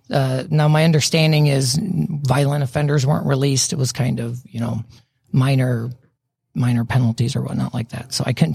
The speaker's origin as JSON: {"language": "English", "town": "Nuremberg", "region": "Bavaria", "country": "Germany", "tie": "born there", "also_born_or_lived": "Louisiana / Colorado", "said": "So actually, I was born in Germany, Nuremberg, Germany. My dad's military."}